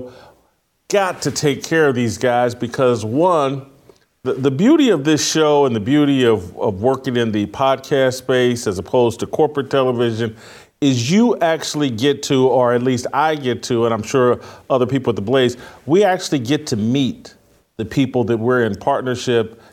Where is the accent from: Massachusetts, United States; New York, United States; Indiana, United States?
Indiana, United States; moved away; Indiana, my home state.